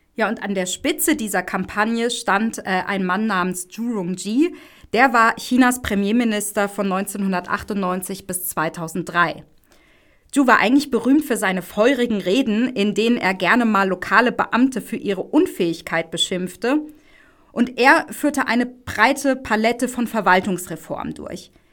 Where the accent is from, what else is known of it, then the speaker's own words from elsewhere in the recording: Germany; bei uns in Deutschland